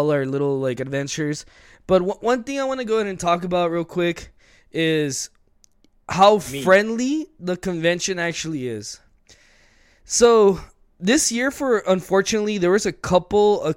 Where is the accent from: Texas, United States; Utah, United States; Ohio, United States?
Texas, United States; El Paso; we are from El Paso, Texas